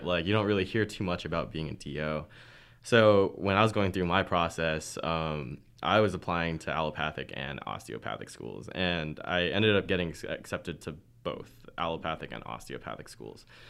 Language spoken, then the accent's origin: English; Anaheim, California, United States; moved away; also from California, Anaheim